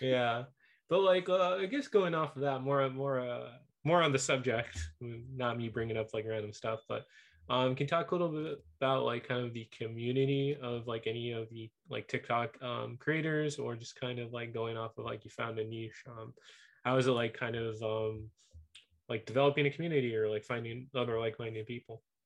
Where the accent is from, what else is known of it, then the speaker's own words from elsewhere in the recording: Whittier, California, United States; Whittier, my hometown.